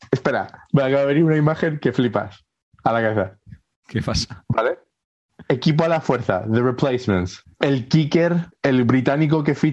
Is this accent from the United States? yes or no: no; Dominican Republic; Yo soy dominicana también.